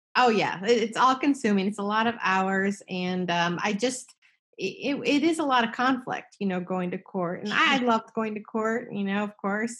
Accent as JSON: {"language": "English", "region": "New Jersey", "country": "United States", "said": "I'm from New Jersey"}